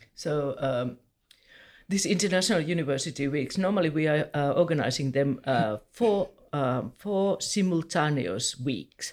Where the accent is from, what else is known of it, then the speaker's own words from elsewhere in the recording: Helsinki, Uusimaa, Finland; I'm from Helsinki